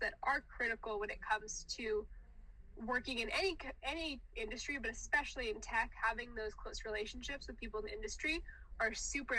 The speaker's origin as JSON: {"language": "English", "region": "the South", "country": "United States", "said": "I'm from the South"}